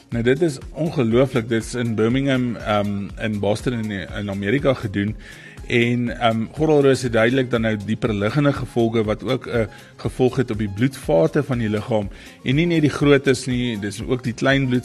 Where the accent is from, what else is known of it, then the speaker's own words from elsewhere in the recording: Bethlehem, Free State, South Africa; in die Bethlehem omgewing in die Vrystaat en dis eintlik my geboortedorp.